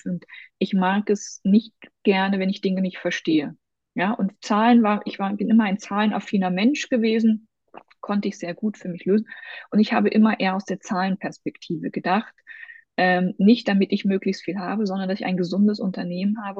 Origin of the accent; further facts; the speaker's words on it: Thuringian Forest, Germany; ich komme aus dem Thüringer Wald. Ich ähm, bin in der DDR groß geworden.